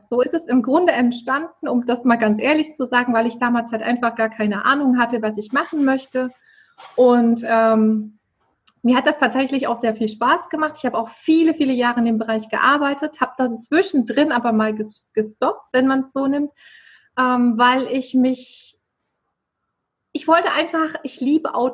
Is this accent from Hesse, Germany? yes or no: no; Erfurt, Thuringia, Germany; Genau, also ich komme aus der Landeshauptstadt von Thüringen, wie du es ja so schön schon angekündigt hast, aus Erfurt mich hat es nur in der Ausbildung mal und im Studium mal ähm, von Erfurt weggezogen.